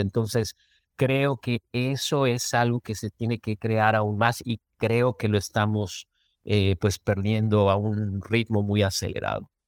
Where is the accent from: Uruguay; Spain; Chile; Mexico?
Mexico; moved away as an adult; now in Minnesota, United States; yo como mexicano